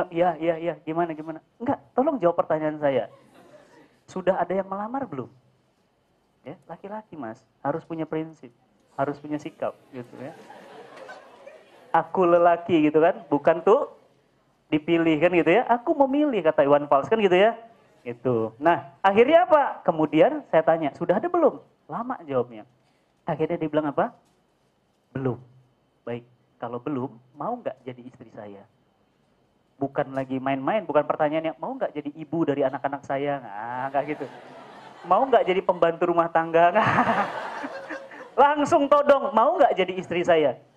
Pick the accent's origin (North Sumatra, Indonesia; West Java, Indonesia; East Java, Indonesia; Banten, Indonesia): North Sumatra, Indonesia; Medan; Saya lahir dan besar di Medan, ya, bapak Sunda, ibu Jawa.